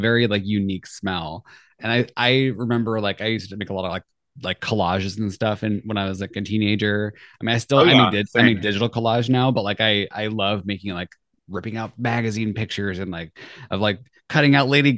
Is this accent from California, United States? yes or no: yes; Southern California, United States; I grew up in Southern California